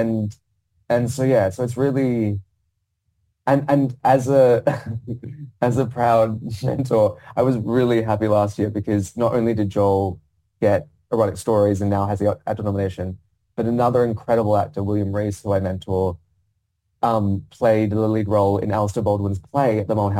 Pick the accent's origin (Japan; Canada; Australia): Australia; Perth, Western Australia; accent: Australian; moved away as an adult; now in London, United Kingdom; as an Australian actor in a classical play in the West End, playing a lead role and speaking Chekhov in my accent